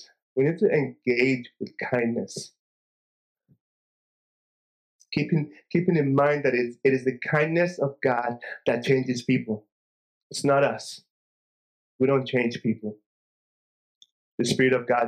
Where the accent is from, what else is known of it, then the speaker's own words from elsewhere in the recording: Nigeria; growing up in Nigeria once a year for 2 weeks during the Christmas season, we would travel home to the village where my parents are from.